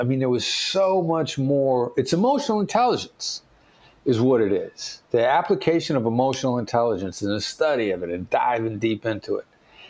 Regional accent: Mount Pleasant, Iowa, United States; I know my accent doesn't sound like it, but I'm a small town guy from Iowa. Son of Richard and Joyce …, Mount Pleasant, Iowa. The building I worked in New York City had more people in it than the town I grew up in.

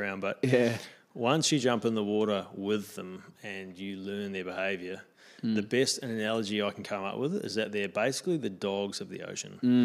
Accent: New Zealand; now in Australia; I'm a Kiwi

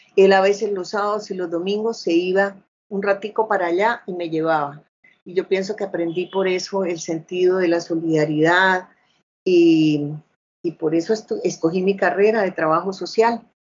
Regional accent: Bucaramanga, Santander, Colombia; yo nací acá en Bucaramanga, o sea, soy santanderiana

